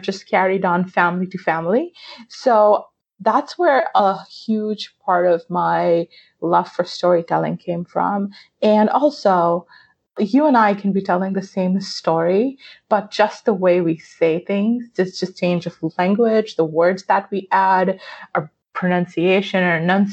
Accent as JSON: {"language": "English", "country": "Pakistan", "tie": "born or raised there", "said": "I grew up in Pakistan"}